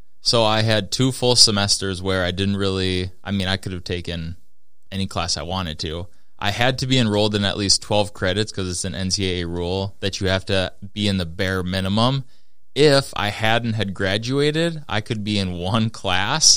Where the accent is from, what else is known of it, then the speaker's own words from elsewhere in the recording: Minnesota, United States; also born or lived in Fargo, North Dakota; because I'm from Minnesota.